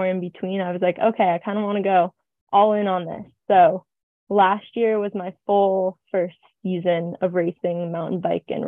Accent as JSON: {"language": "English", "town": "Truckee", "region": "California", "country": "United States", "said": "I moved home, and I'm from Truckee"}